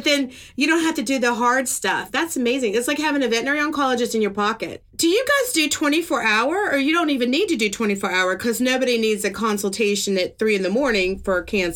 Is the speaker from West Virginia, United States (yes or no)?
yes; West Virginia, United States; I'm from West Virginia